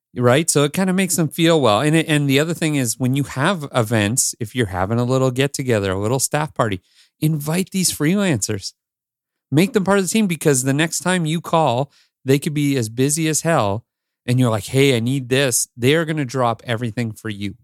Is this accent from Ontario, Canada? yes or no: yes; Northern Ontario, Canada; moved away as an adult; also born or lived in Toronto area, Canada / Los Angeles, United States / New York, United States; now in Greater Toronto Area, Canada; I grew up with you in Northern Ontario, and then I decided I'm moving to the Toronto area